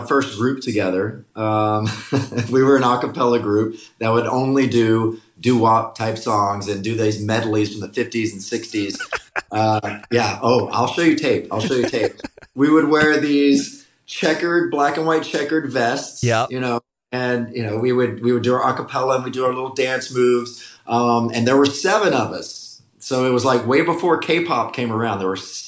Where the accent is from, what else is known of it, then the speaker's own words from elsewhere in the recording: Ellisville, Mississippi, United States; also born or lived in Laurel, Mississippi; born in Laurel, but raised in Ellisville, which is like 5 minutes next door.